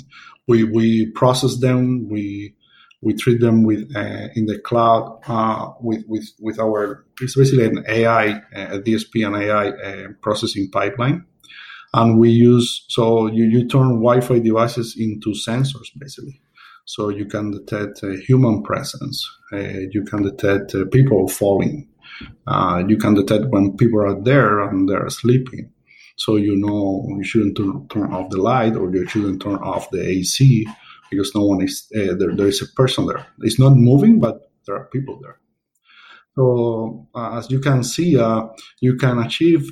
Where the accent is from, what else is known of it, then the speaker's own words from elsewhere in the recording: Havana, Cuba; moved away as an adult; also born or lived in Seville, Spain / Dublin, Ireland; I was born in Havana, Cuba. I did up to my engineering degree there